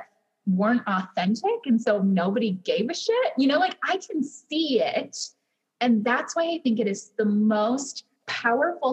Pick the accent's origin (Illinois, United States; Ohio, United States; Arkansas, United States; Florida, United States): Ohio, United States; Cleveland; as a child I grew up in Cleveland